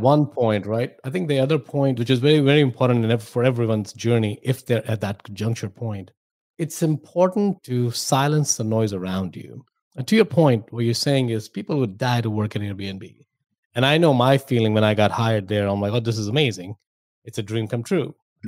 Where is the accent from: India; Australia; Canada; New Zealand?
India; moved away as an adult; now in United States; I grew up in India, if my accent and my name didn't give away.